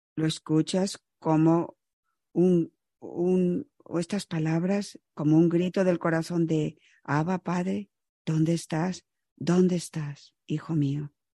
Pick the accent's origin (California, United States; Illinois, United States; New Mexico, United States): Illinois, United States; Chicago; moved away as an adult; also born or lived in Florida; yo crecí en Chicago